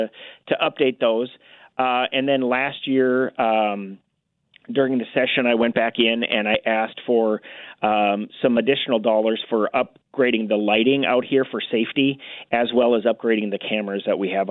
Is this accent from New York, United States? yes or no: no; North Dakota, United States; moved away as an adult; also born or lived in Oregon / New Mexico; now in Kansas, United States; In North Dakota